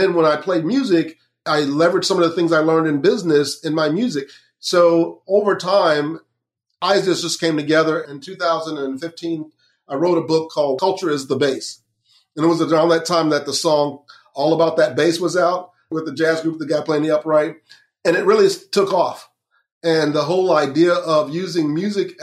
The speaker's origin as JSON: {"language": "English", "town": "Lakeland", "region": "Florida", "country": "United States", "tie": "born or raised there", "said": "I grew up in Central Florida in Lakeland"}